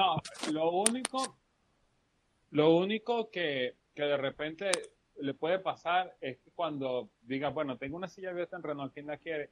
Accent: Venezuela; como buen estudiante venezolano

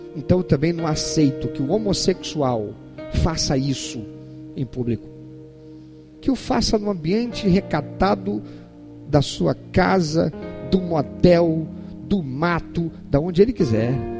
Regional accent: Brazil

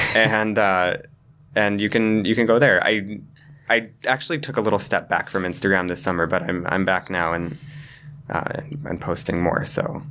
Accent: Cheyenne, Wyoming, United States; moved away as an adult; now in New York, United States; I grew up in Cheyenne

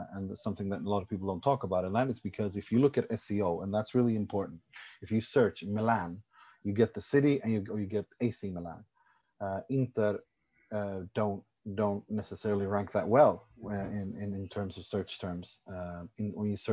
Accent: Sweden; moved away; also born or lived in Iran / Italy; I was born in Iran, raised in Sweden, lived in Italy, studied in Italy.

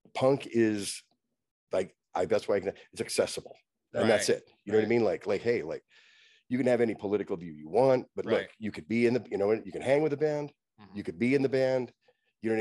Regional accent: Fullerton, California, United States; I grew up in Fullerton

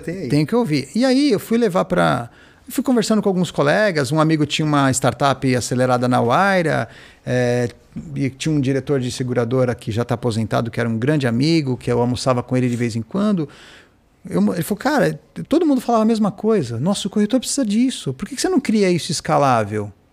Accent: Brazil; Eu sou brasileiro

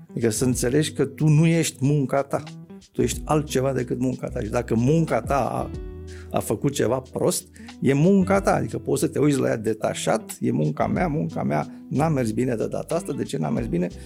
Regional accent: Romania

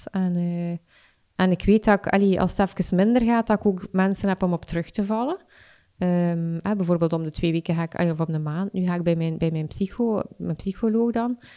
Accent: Ghent, East Flanders, Belgium; now in Torhout, Belgium; Ik, ik kom van Gent, maar... Um, mijn verhuis naar, naar Torhout.

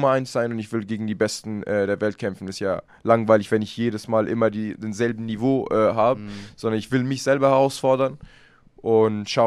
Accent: Germany; Deutschland ist ja meine Heimat. Ich kämpfe auch immer gerne hier

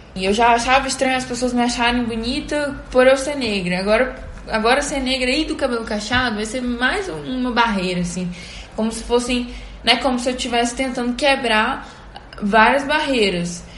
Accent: Teresina, Piauí, Brazil; now in Belo Horizonte, Brazil; eu tinha ido pra minha cidade, né, que eu sou de Teresina, mas tô morando em BH

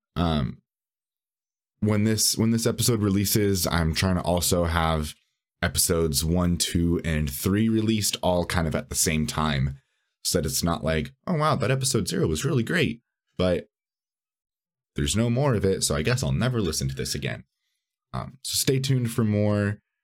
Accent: San Bernardino, California, United States; moved away as an adult; also born or lived in Los Angeles; now in Chicago, United States; technically I grew up in San Bernardino

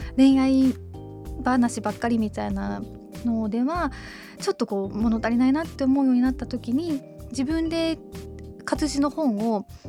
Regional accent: Toyama, Japan; 私の地元の富山

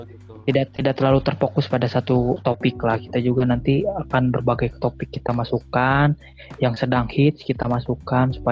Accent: West Java, Indonesia; mohon maaf karena kita asli Sunda

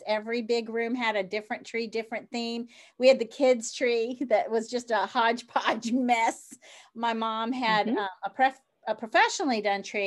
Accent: the South, United States; I am from the South

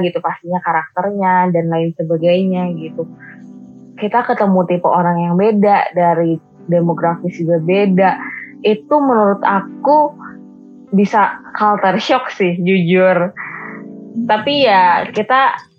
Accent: Bandung, West Java, Indonesia; aku nih orang Bandung

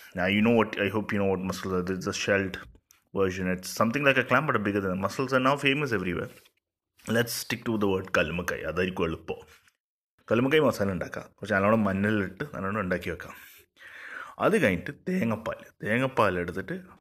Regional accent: Thalassery, Kerala, India; ഞാനൊരു യുണീക്ക് തലശ്ശേരിക്കാരനാണ്

